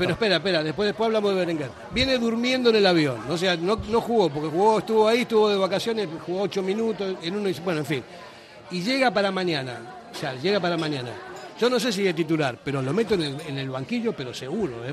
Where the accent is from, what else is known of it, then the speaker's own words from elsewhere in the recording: Argentina; moved away; como argentino de origen